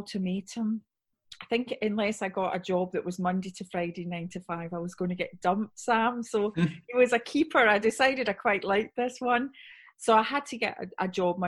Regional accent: Scotland, United Kingdom; accent: Scottish; moved away as an adult; also born or lived in Somerset; now in Wiltshire, United Kingdom; So as you can hear by the accent, I'm Scottish

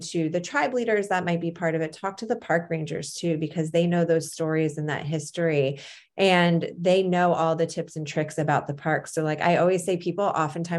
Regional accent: East Coast, United States; I grew up on the East Coast

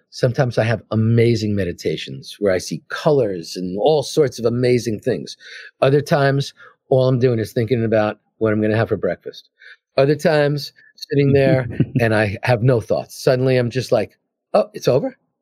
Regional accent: New York City, New York, United States; moved away as an adult; also born or lived in California; I'm from Queens, I'm from New York

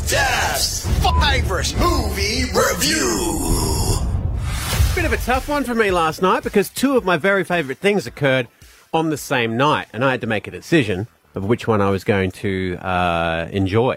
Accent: Glasgow, Scotland, United Kingdom; now in Australia; being Glaswegian

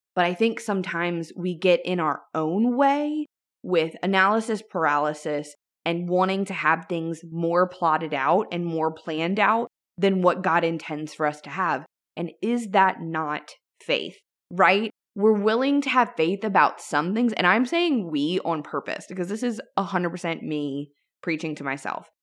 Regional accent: Louisiana, United States; my home state of Louisiana.

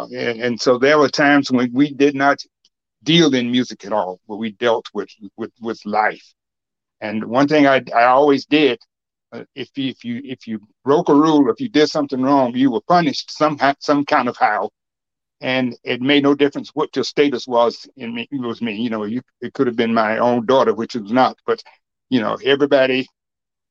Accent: Alabama, United States; now in Cleveland, United States; I am from Alabama, as you may know, and that's the South.

